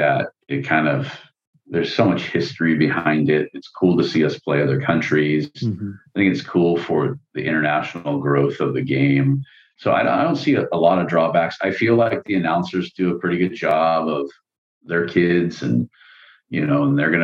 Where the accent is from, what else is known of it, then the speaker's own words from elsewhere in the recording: California, United States; we're from California